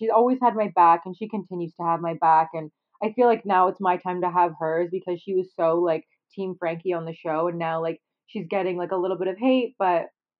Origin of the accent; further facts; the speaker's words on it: Canada; Yeah, I'm Canadian.